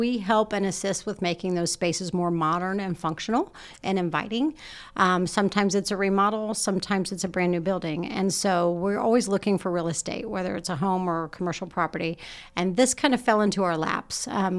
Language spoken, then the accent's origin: English; Muncie, Indiana, United States; I actually grew up in the neighborhood across from The Crossing.